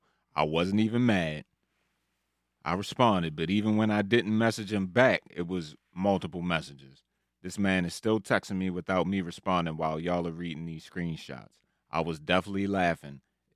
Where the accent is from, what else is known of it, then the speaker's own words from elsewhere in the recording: Jamaica; You better not screenshot this. I'm Jamaican. I can't let this go viral.